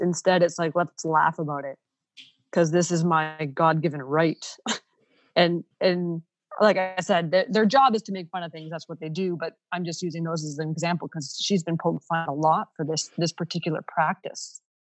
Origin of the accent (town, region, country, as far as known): Ontario, Canada; first language Ukrainian; English is a second language; moved away as an adult; also born or lived in Saskatchewan